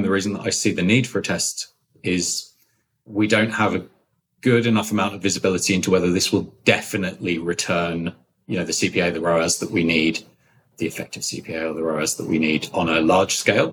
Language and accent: English; London, United Kingdom; moved away as an adult; now in United States; I come from London, which is why I speak like this.